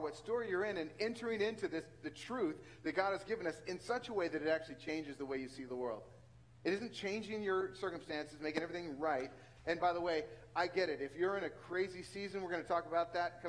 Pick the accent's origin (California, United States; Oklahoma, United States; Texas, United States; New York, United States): California, United States; central San Joaquin Valley; moved away; the central San Joaquin Valley and you come from where my hometown is